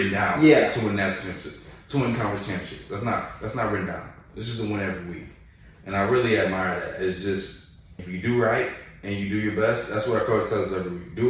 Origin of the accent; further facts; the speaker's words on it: Houston, Texas, United States; moved away as an adult; now in Alabama, United States; I went to college in Houston. I'm from Houston.